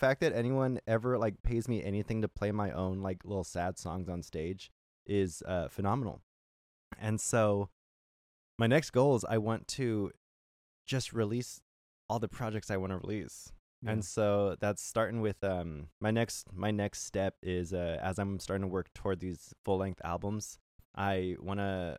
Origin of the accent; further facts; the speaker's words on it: California, United States; now in Seattle, United States; And I, like I said, I came from California where, you know, like you want to play music, people are like, oh, like, you know, they kind of gatekeep a lot of like music opportunities